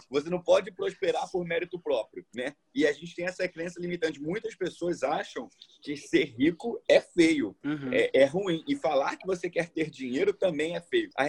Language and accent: Portuguese; Brazil; E nós que somos brasileiros, cara, a gente tem uma crença de que ser rico é pecado.